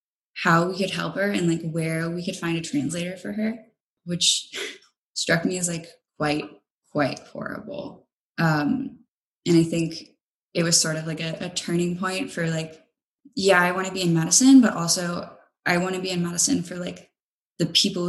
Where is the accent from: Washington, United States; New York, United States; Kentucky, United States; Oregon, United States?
Kentucky, United States; moved away; I'm from Kentucky